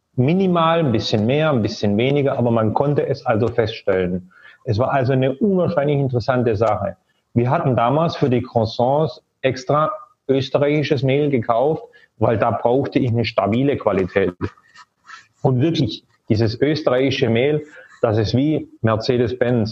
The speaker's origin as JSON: {"language": "German", "country": "Germany", "tie": "born or raised there", "moved": "as an adult", "said": "ich bin ja auch in Deutschland groß geworden"}